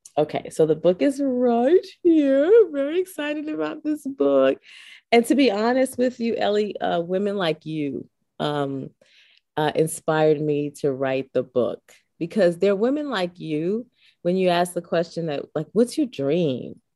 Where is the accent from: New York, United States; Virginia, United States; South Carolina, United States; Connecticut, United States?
New York, United States; New York City; I was born and raised in the Boogie Down Bronx. Uh, it's my home.